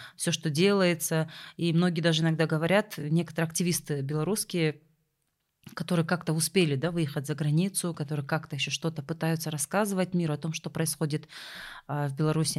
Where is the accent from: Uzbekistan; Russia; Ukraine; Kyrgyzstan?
Kyrgyzstan; для вот нас, для кыргызстанцев